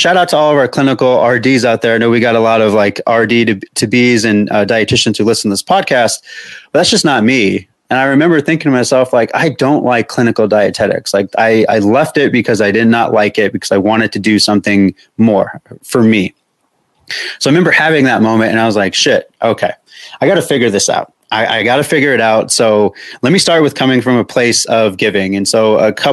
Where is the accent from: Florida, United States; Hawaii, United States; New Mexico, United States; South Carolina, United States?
New Mexico, United States; I'm from New Mexico.